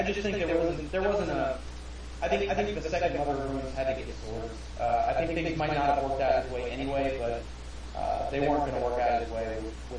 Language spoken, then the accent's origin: English; Greater New York area, United States; moved away; I grew up in the Greater New York area